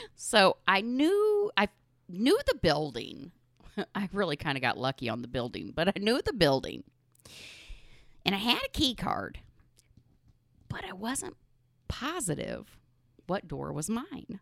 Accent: Midwest, United States; we're from the Midwest. I'm surrounded by corn and soybeans

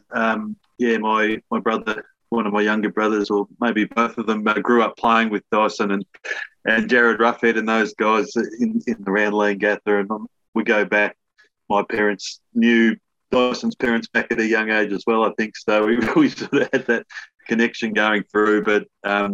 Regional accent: past Shepparton, northern Victoria, Australia; also born or lived in Leongatha, Victoria; I was born in Langatha, but we lived up in northern Victoria for much of my schooling past Shepparton

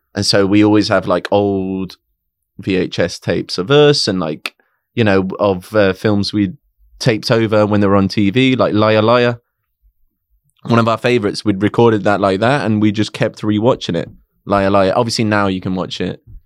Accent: Coventry, West Midlands, United Kingdom; moved away as an adult; now in London, United Kingdom; I was born in Coventry in a hospital called Woolsgrave Hospital

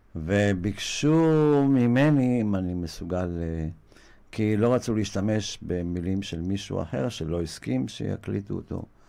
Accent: Israel; אני גדלתי בקיבוץ, בחלק מחיי

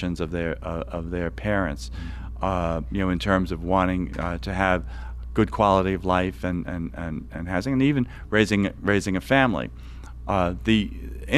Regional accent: New York City, New York, United States; the Atlantic Yards development in Brooklyn, New York, my hometown.

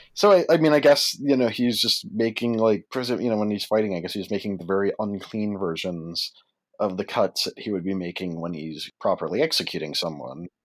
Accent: Worcester, Massachusetts, United States; I'm from Worcester, Massachusetts

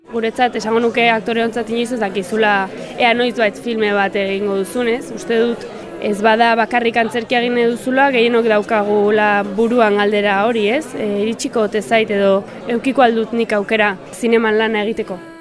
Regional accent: Oion, Basque Country, Spain; nire herria dago logroinotik oso gertu

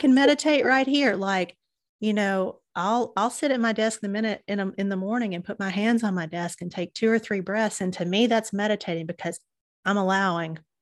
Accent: Southern United States, United States; accent: Southern; now in Chattanooga, United States; you can tell by my accent, I'm a Southern girl.

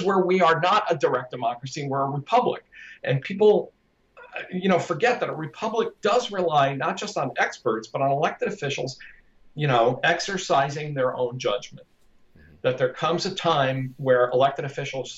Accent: United States; I'm an American

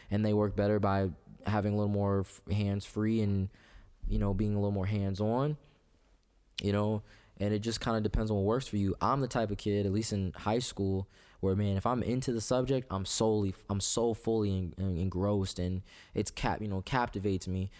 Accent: Clinton, Iowa, United States; also born or lived in Tacoma, Washington; I grew up in, uh, D, uh, Clinton, actually

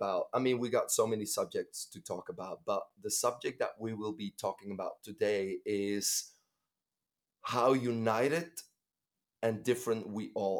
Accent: Bruges, Flanders, Belgium; moved away; my hometown, Bruges, is in my heart. When I go there, it's a different feeling.

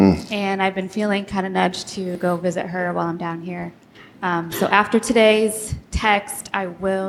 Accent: Indiana, United States; So I'm from Indiana.

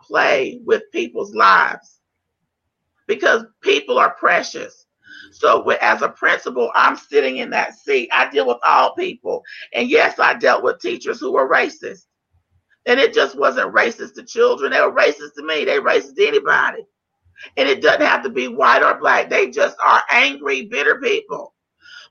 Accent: North Carolina, United States; I'm from North Carolina

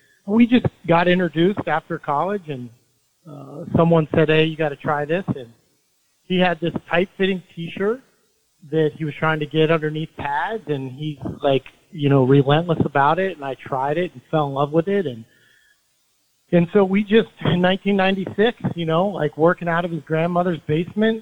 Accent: Logan, Utah, United States; moved away; also born or lived in Longmont, Colorado; I was born in Logan, Utah

